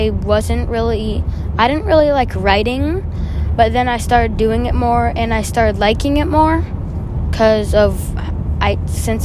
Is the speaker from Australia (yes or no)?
no; Arizona, United States; I was raised in Arizona. I grew up in Arizona, and it's my home state